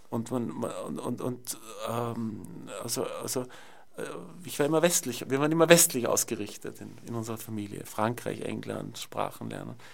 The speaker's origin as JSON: {"language": "German", "region": "Vienna", "country": "Austria", "tie": "born or raised there", "said": "Ich bin aufgewachsen in Wien und es gab den Eisernen Vorhang."}